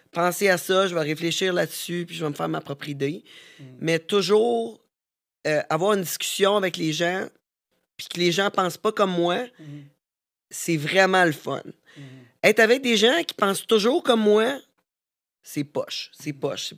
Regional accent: Canada; Nous, on est Canadiens

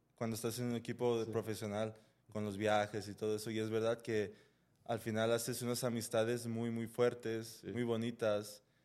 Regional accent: Los Angeles, California, United States; now in Guadalajara, Mexico; en donde crecí, pues, en Los Ángeles

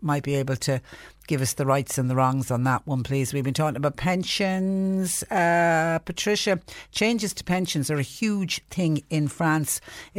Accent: Mallow, County Cork, Ireland; I was born and reared in Mallow, and that area was always known as just Short Castle.

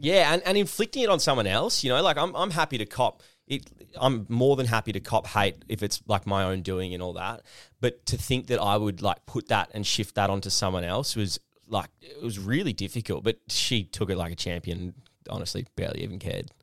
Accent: Perth, Western Australia, Australia; now in Melbourne, Australia; the Perth I kinda grew up

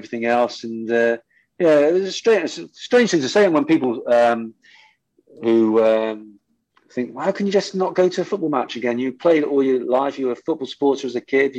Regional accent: Bristol, South West England, United Kingdom; play for my hometown club

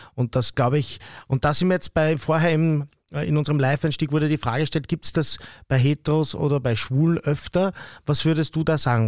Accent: Vienna, Austria; bei uns in Wien

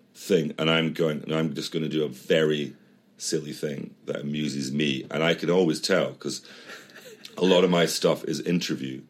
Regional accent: Edinburgh, Scotland, United Kingdom; moved away; we're from Edinburgh

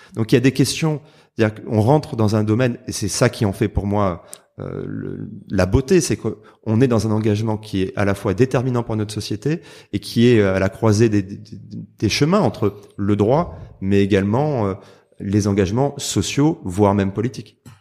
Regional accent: Marseille, Provence-Alpes-Côte d'Azur, France; je suis marseillais

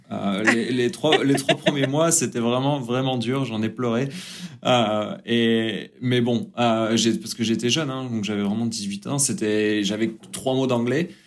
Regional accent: France; moved away as an adult; also born or lived in New Zealand / England; now in United States; Euh, je suis parti de la France à 18 ans. Euh, je suis parti en Nouvelle-Zélande. Et j'ai voyagé pas mal en Nouvelle-Zélande, après en Angleterre, autour du monde.

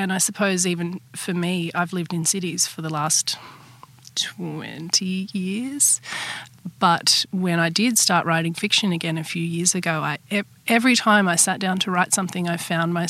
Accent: St George, Queensland, Australia; moved away as an adult; also born or lived in Brisbane; now in Sydney, Australia; I grew up in St George. It's about 6 hours' drive from Brisbane in southwest Queensland. It's inland and it's not far from the New South Wales border. It's really flat. It's always been very affected by drought and that kind of weather.

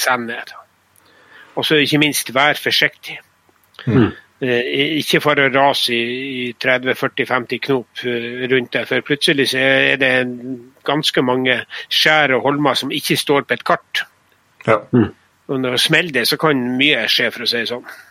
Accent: Northern Norway, Norway; also born or lived in Østerdalen

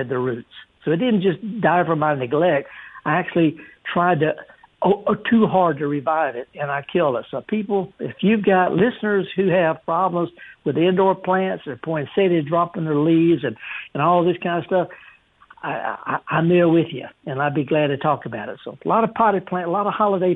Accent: the South, United States; I'm just from the South

